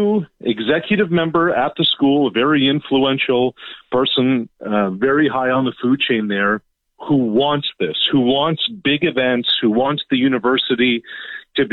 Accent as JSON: {"language": "English", "region": "Nova Scotia", "country": "Canada", "tie": "born or raised there", "moved": "yes", "said": "I grew up in Nova Scotia. I was actually back home just over the weekend"}